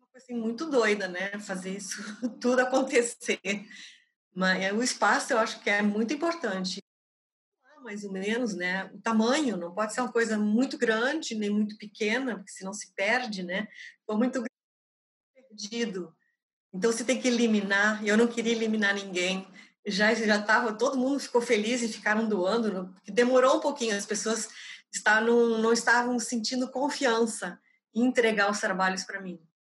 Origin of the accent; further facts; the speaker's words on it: Novo Hamburgo, Rio Grande do Sul, Brazil; Nasci em Novo Hamburgo, uma pequena cidade do Rio Grande do Sul, bem próxima de Porto Alegre.